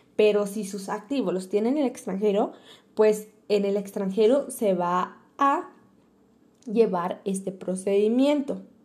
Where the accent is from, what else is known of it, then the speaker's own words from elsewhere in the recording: Mexico; como mexicano